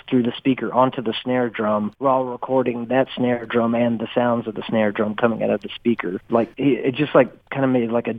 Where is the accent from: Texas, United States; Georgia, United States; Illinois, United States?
Texas, United States; Houston; moved away as an adult; also born or lived in Los Angeles; when we were growing up in Houston together